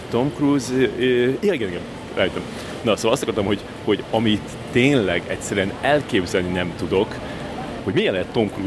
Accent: Hungary; nem, magyarok vagyunk, átmegyünk a piroson.

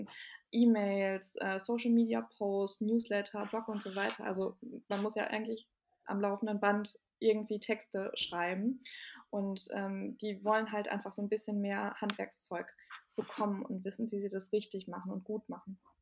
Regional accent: Bielefeld, North Rhine-Westphalia, Germany; now in Berlin, Germany; ich bin aus, ähm, gebürtig aus Bielefeld

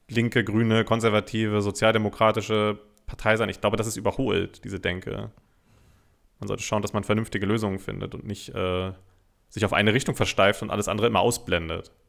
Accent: Germany; Es ist sehr unangenehm, gerade als Deutscher es ist die absolute Hölle.

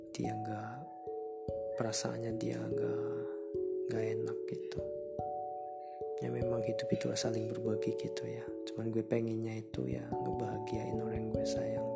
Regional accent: Indonesia; asli dari Indonesia pastinya

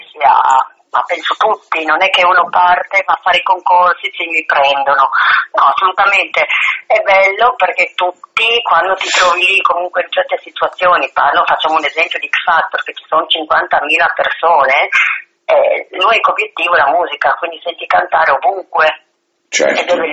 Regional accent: Friuli-Venezia Giulia, Italy; perché parla del mio territorio, della Carnia, nel mio dialetto, che poi non è così scontato

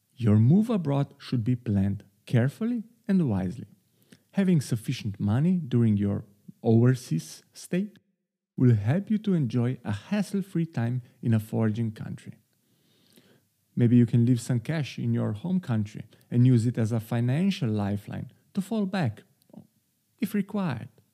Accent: Slovenia; moved away as an adult; now in Amsterdam, Netherlands; my home country, Slovenia

